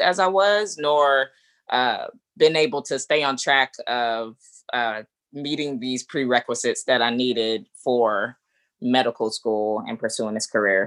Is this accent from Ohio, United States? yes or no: no; Atlanta, Georgia, United States; moved away as an adult; now in Chicago area, United States; I'm originally from Atlanta